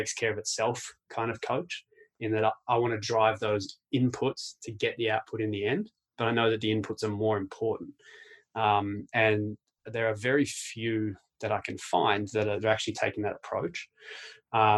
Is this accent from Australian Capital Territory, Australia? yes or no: yes; Canberra, Australian Capital Territory, Australia; I was born in Canberra, so I'm a Canberra Raiders boy. You know, all I remember about my childhood in Canberra